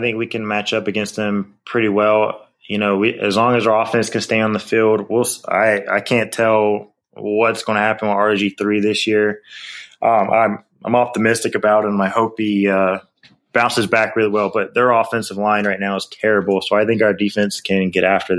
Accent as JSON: {"language": "English", "region": "North Carolina", "country": "United States", "moved": "yes", "lives_now": "Maryland, United States", "said": "Right now, I'm actually in Maryland. I'm from North Carolina, but I'm in Maryland."}